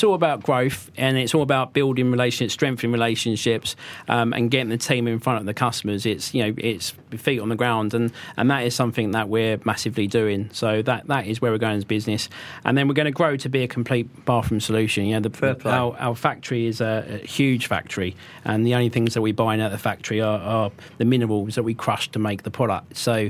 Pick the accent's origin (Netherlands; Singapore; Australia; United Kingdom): United Kingdom; England; we say IKEA because we're English